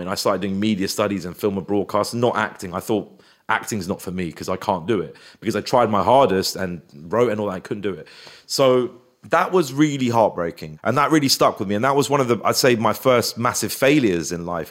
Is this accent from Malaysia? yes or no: no; Feltham, London, United Kingdom; also born or lived in Hounslow; I grew up in Feltham, which was a very racist white area